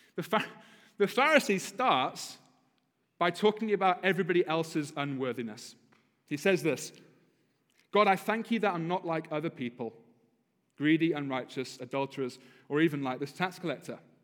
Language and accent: English; United Kingdom; now in United States; as a Brit because we, we drive properly in Britain